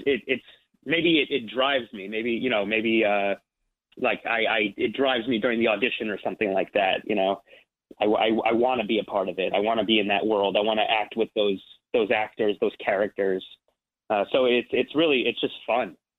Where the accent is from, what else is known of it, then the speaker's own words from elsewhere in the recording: Ridgewood, New Jersey, United States; I'm from New Jersey, so I grew up like uh, I'm, I'm from Ridgewood, New Jersey, which is like 40 minutes outside the city